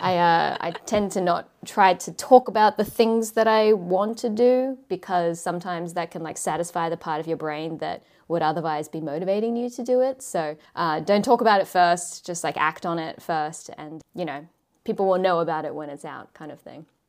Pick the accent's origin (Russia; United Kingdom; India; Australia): Australia; moved away as an adult; now in Japan; growing up in Australia